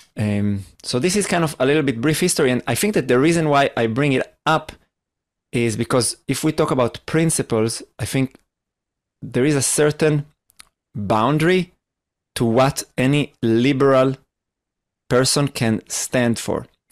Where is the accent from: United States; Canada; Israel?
Israel; I am from Israel